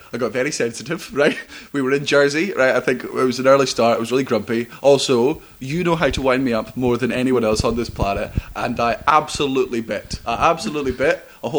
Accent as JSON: {"language": "English", "town": "Kingston upon Thames", "region": "London", "country": "United Kingdom", "tie": "born there", "said": "The reason I support Chelsea is because I was born in Kingston upon Thames."}